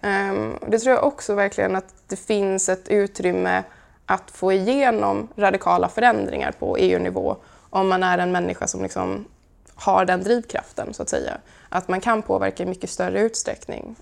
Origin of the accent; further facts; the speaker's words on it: Karlskrona, Blekinge, Sweden; När jag som 16-åring startade min första miljöorganisation hemma i Karlskrona